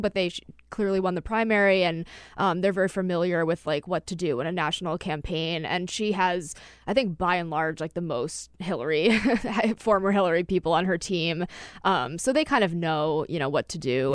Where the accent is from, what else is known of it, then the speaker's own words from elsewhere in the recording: New Hampshire, United States; I'm from New Hampshire